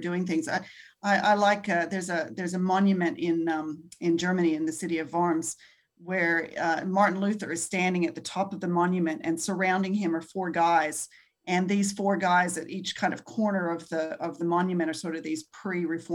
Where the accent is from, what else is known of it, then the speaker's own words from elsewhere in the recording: Australia; I grew up here in Australia